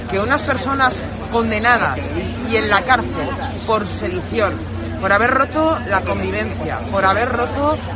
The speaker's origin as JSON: {"language": "Spanish", "country": "Spain", "said": "tiene que ver con lo que nos sentimos como españoles."}